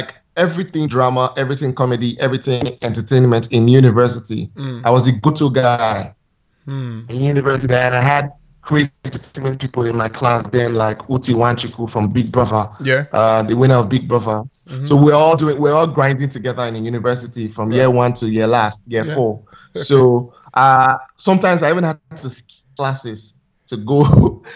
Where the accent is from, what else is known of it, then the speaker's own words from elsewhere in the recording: Nigeria; moved away; I'm Nigerian, as you all know. So I did the first stage of my life in Nigeria.